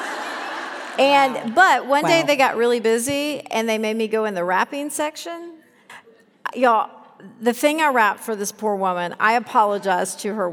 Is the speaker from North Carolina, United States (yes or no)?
yes; Raleigh, North Carolina, United States; also born or lived in Chapel Hill, North Carolina; I grew up in Raleigh, North Carolina, just next door